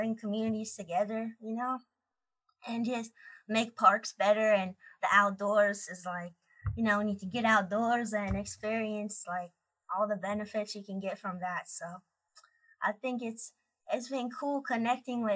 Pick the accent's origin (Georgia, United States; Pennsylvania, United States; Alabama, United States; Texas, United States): Pennsylvania, United States; Pittsburgh; now in Orlando, United States; my hometown, Pittsburgh, Pennsylvania